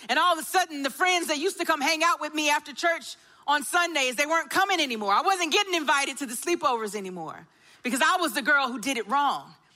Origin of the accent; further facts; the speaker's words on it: Augusta, United States; I grew up in Augusta and I was the daughter of a pastor